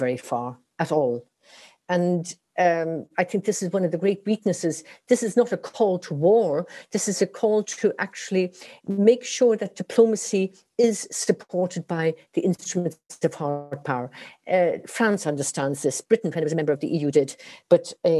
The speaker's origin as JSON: {"language": "English", "country": "Ireland", "tie": "born or raised there", "said": "I'm Irish, and religion was dominated our lives in school, at home, on the weekends, and so on."}